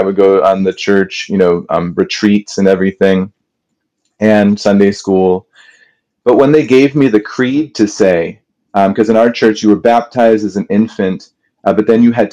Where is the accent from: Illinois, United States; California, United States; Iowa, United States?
Illinois, United States; Kenilworth; I grew up in this town called Kenilworth